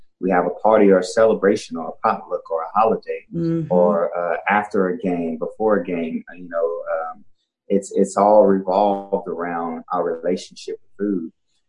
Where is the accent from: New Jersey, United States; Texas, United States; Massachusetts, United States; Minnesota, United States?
Texas, United States; Dallas; Dallas. Yeah.